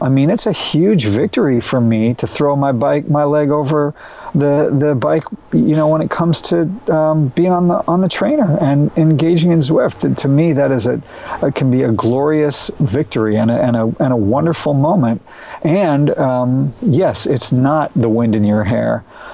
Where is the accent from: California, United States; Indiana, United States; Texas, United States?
Texas, United States; Austin; I'm from Austin, Texas